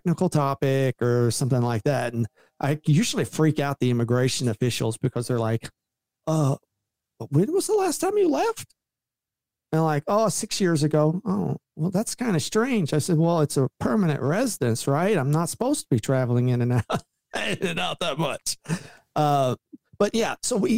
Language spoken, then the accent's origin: English; southern Indiana, United States; moved away as an adult; also born or lived in Louisville, Kentucky; I was born in Kentucky. Louisville, Kentucky, and I was raised most of my childhood in southern Indiana